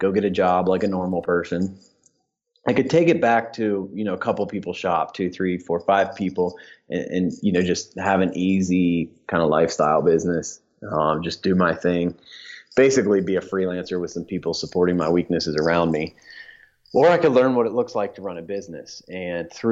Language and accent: English; Dayton, Ohio, United States; moved away as an adult; now in Atlanta, United States; growing up in Dayton, my wife and I got married there